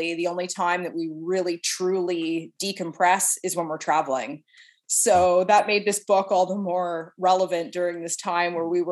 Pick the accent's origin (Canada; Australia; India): Canada; Clarence, Nova Scotia; now in Halifax, Canada; I grew up in a little farming community called Clarence